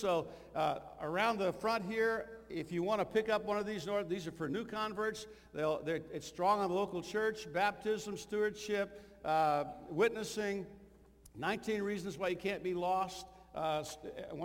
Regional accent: Illinois, United States; also born or lived in Kentucky / Missouri; I was born in Kentucky, I was raised in Illinois, educated in Missouri

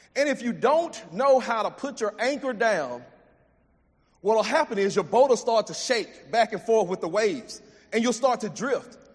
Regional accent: Jasper, Texas, United States; I grew up in East Texas and in Jasper

